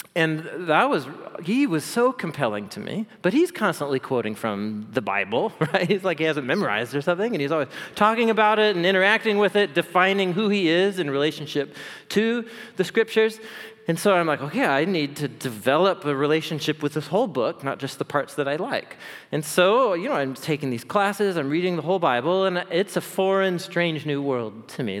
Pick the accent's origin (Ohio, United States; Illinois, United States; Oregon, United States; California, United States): Oregon, United States; Portland; I grew up here in Portland